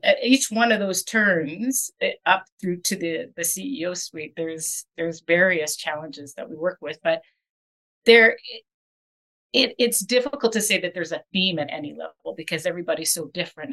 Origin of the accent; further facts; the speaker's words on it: Winnipeg, Manitoba, Canada; now in Calgary, Canada; I was born in Winnipeg